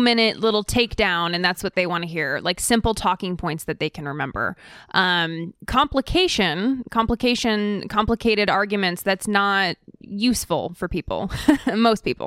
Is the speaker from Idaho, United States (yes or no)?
yes; Idaho, United States; also born or lived in California; I'm actually originally from California. My family moved to Idaho to be closer to Aryan nations